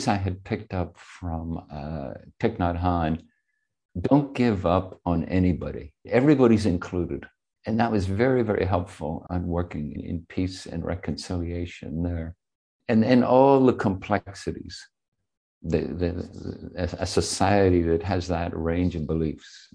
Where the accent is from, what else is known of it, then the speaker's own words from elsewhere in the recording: Belfast, Northern Ireland, United Kingdom; now in San Francisco, United States; I grew up in Belfast. I left in the middle of the Troubles, and then I came back just as the Troubles were ending, formally.